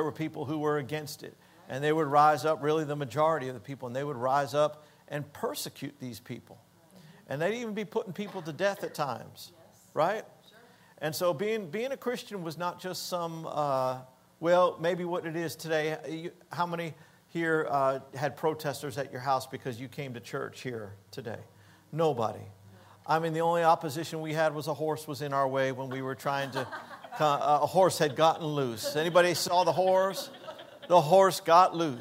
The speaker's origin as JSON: {"language": "English", "town": "Hollywood", "region": "Florida", "country": "United States", "tie": "born or raised there", "also_born_or_lived": "Denver", "moved": "yes", "said": "We grew up in South Florida"}